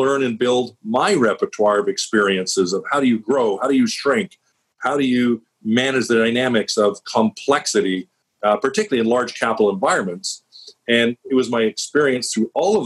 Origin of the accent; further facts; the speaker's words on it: Vancouver, British Columbia, Canada; now in Portland, United States; I'm from Vancouver, British Columbia, Canada